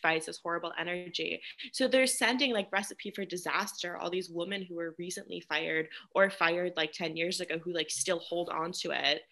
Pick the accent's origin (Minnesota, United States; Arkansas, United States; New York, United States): New York, United States; I grew up in New York, and like my mom grew up in New York